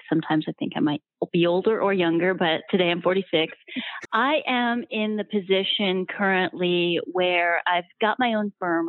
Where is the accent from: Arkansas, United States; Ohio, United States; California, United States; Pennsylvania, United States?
Ohio, United States; also born or lived in Milwaukee / Baltimore / Chicago; now in Naples, United States; My background is I grew up in Ohio and uh, been in Milwaukee, been in Baltimore, been in Chicago